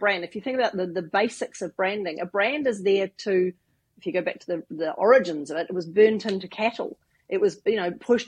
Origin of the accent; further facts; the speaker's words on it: New Zealand; I do come from New Zealand. I grew up living in the bush in New Zealand